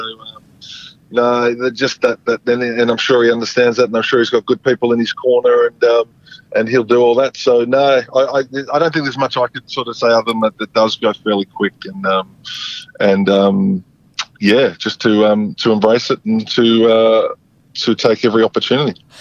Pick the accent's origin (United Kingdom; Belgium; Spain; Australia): Australia; Geraldton, Western Australia; I'm from Gerald.